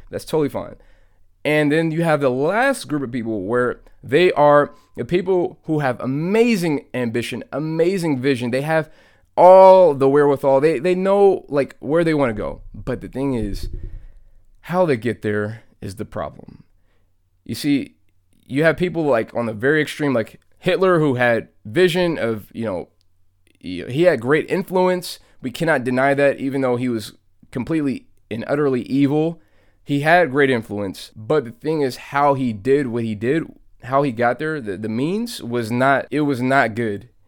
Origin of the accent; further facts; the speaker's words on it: Atlanta, Georgia, United States; I'm born and bred in Atlanta, Georgia